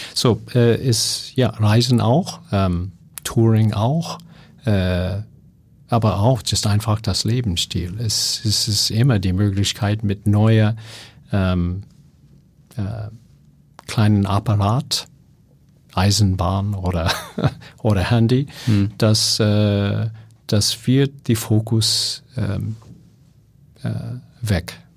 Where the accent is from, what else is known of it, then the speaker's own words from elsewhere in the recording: California, United States; German is a second language; moved away; ich komme aus Kalifornien.